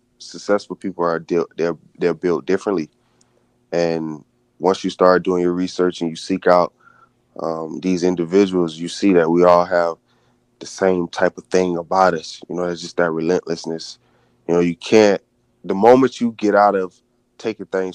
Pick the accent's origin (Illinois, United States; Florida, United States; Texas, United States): Florida, United States; Daytona Beach; moved away as an adult; also born or lived in California; growing up in Daytona Beach